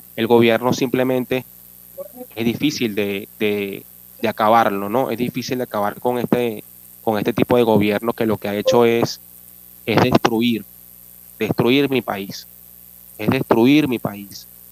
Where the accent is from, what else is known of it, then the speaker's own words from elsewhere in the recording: Caracas, Capital District, Venezuela; moved away as an adult; Soy de nacionalidad venezolana. Vengo de Caracas